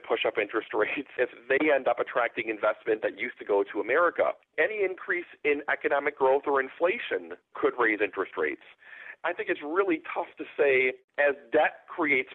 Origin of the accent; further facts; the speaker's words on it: Wisconsin, United States; I'm from Wisconsin.